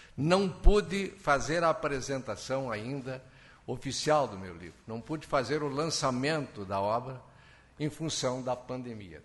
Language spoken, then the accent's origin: Portuguese; Lagoa Vermelha, Rio Grande do Sul, Brazil